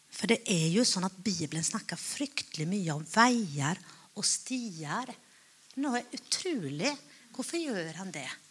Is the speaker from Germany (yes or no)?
no; Finland; Jeg er finne